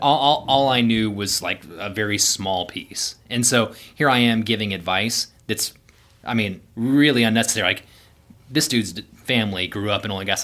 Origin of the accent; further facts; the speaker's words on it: Houston, Texas, United States; moved away as an adult; also born or lived in Denver / Midland; so I grew up in Houston, um, originally from a, a small town in Central Texas, but, um, yeah, for the most part, I, I lived in South Houston